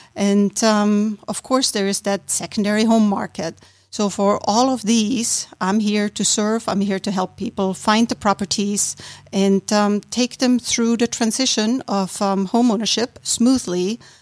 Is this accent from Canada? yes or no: no; Austria; moved away as an adult; now in Roswell, United States; I was born and raised in Austria